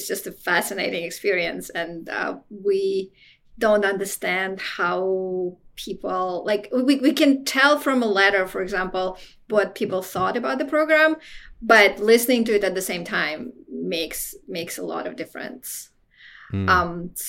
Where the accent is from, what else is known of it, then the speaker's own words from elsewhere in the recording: Moscow, Russia; moved away as an adult; also born or lived in United States; I was born in Moscow, and I was one of the first students to enter the United States as a college student